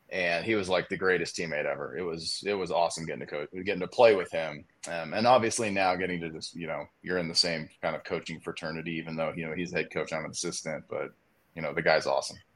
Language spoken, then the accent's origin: English; Southern California, United States; moved away as an adult; also born or lived in Missouri; I grew up in Southern California, so I've been on the. I was on the West Coast pretty much my whole life